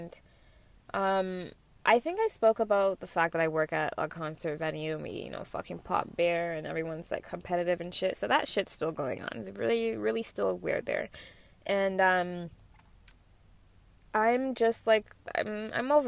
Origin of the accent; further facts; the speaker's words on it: Mississauga, Ontario, Canada; I'm not gonna say Malton.